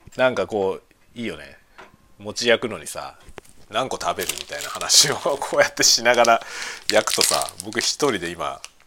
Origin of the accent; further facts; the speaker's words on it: Kanto, Japan; moved away as an adult; now in Sapporo, Japan; 僕ねもともと出身は関東であの北海道に移住したからさ15年ぐらい前に札幌市に移住してきたんですよ